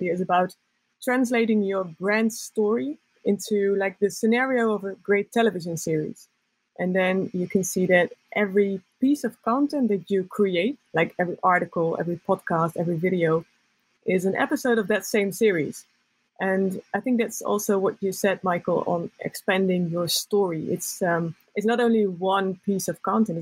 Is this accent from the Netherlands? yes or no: yes; Netherlands; I'm from the Netherlands